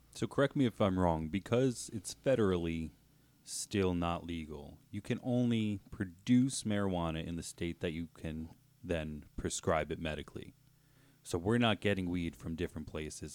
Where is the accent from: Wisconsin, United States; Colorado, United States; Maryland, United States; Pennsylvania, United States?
Pennsylvania, United States; Northeast; we're from Northeast P